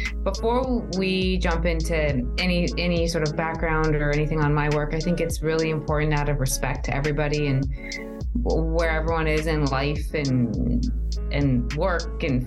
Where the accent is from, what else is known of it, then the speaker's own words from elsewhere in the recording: United States; also born or lived in New Jersey; now in Arizona, United States; I grew up on the East Coast in New York and New Jersey, in a very diverse community with a very diverse family